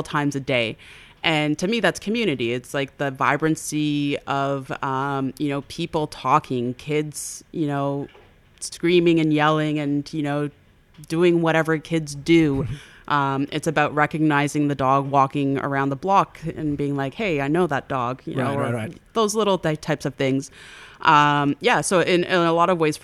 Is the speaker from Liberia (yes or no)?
no; Toronto, Ontario, Canada; I now live in Parkdale. But I grew up in the Roncesvalles area